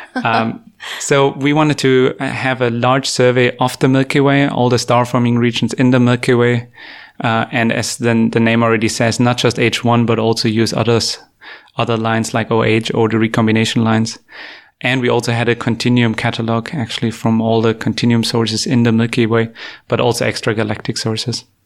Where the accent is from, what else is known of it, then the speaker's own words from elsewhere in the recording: Germany; moved away as an adult; also born or lived in Canada; I grew up in Germany